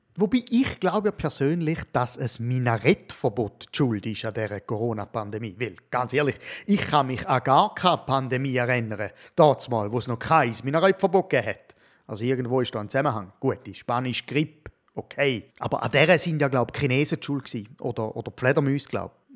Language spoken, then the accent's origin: German; Switzerland; als Schweizer Mann sage ich